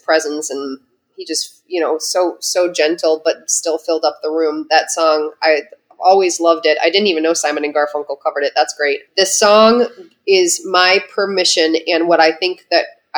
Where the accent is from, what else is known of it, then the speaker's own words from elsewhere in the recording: Midwest, United States; I'm a Midwesterner that was raised to suck it up